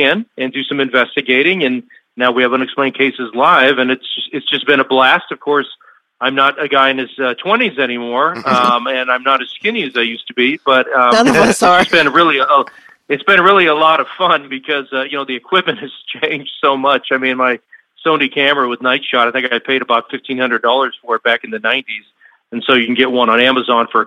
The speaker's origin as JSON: {"language": "English", "town": "Seattle", "region": "Washington", "country": "United States", "tie": "born or raised there", "also_born_or_lived": "Minnesota / New Mexico / Mississippi / Oklahoma", "moved": "as an adult", "lives_now": "Arizona, United States", "said": "I grew up in the Pacific Northwest up in Seattle"}